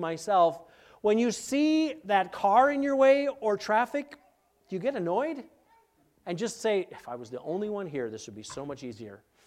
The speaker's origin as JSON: {"language": "English", "town": "Minneapolis", "region": "Minnesota", "country": "United States", "moved": "yes", "said": "I'm from Minneapolis"}